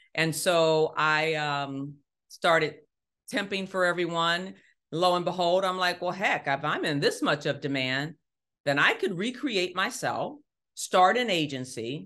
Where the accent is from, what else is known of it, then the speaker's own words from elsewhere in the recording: Ohio, United States; moved away; grew up in Ohio. Um, one of six children